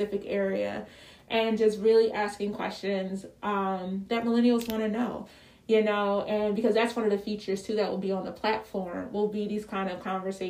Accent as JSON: {"language": "English", "town": "Philadelphia", "region": "Pennsylvania", "country": "United States", "said": "I'm from Philly."}